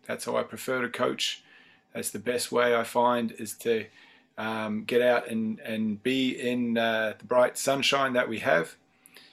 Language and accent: English; New Zealand; now in Dublin, Ireland; I'm based in Dublin, Ireland. I'm originally from New Zealand